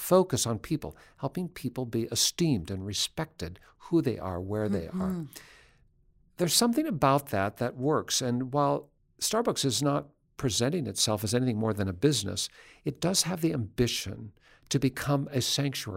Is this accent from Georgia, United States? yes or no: no; Seattle, Washington, United States; also born or lived in central Indiana; now in Indiana, United States; I'm from Seattle